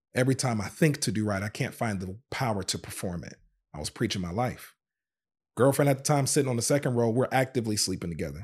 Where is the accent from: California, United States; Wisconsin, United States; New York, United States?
Wisconsin, United States; Racine; also born or lived in Zion, Illinois; born in Zion, Illinois, but, but we moved to Racine, Wisconsin when I was, uh, I think about five years old